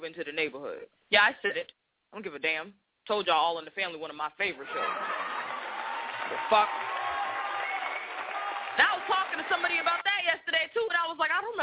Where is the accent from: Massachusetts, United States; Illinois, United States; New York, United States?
Massachusetts, United States; Boston; accent: Boston; growing up in Boston, the first part of my life